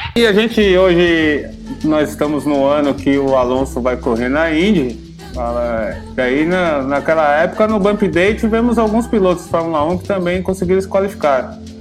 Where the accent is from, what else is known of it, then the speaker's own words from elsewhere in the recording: Brazil; a gente que brasileiro